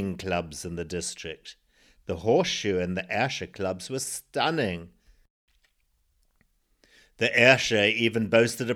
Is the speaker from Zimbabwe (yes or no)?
yes; Zimbabwe; born or raised there